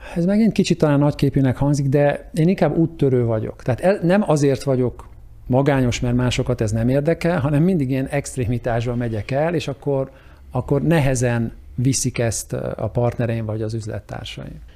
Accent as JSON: {"language": "Hungarian", "country": "Hungary", "tie": "born or raised there", "moved": "as an adult", "lives_now": "United States", "said": "magyarnak születtem, és ahonnan mi indultunk"}